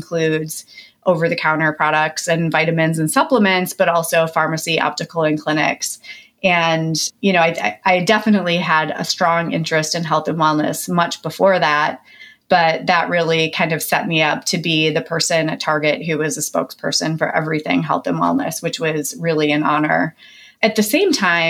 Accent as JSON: {"language": "English", "region": "Midwest", "country": "United States", "tie": "born or raised there", "said": "I grew up in the Midwest to a very blue collar family of very hardworking people."}